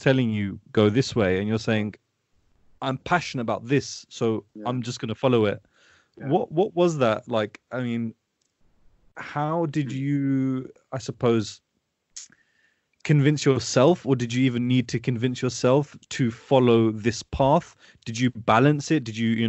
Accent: Pakistan; Obviously, being Pakistani, I know what the culture is like.

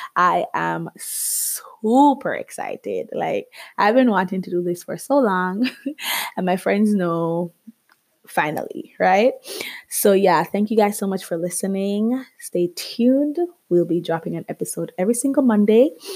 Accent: Jamaica; moved away as an adult; now in Canada; I am Jamaican. yes, I am Caribbean. Um, I grew up there for 21 years of my life before I moved to Canada

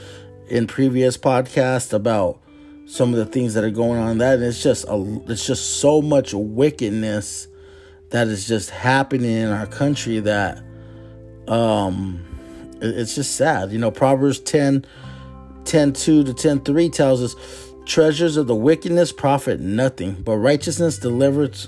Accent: Phoenix, Arizona, United States; we were raised in Maryville in the Phoenix area. 85033. My whole life I was raised there

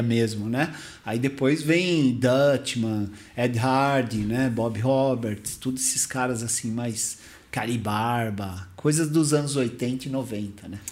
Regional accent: Mauá, São Paulo, Brazil; O fliperama lá da minha cidade, lá de, de Mauá

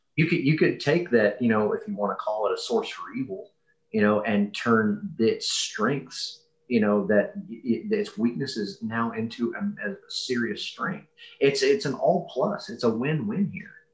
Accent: Kentucky, United States; moved away; I'm from Kentucky originally.

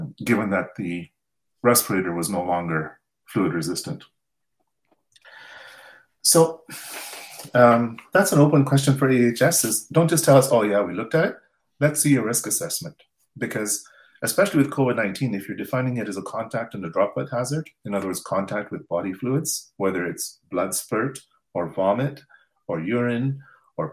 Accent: Canada; as a Canadian engineer

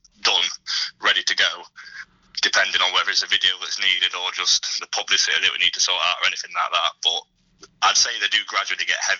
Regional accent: Nottingham, East Midlands, United Kingdom; we're all from Nottingham.

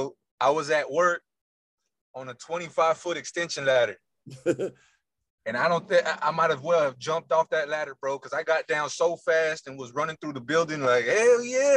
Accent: Texas, United States; I guess I hit about 13 is when I was like, all right, I'm from Texas, you know, Longhorns, all that.

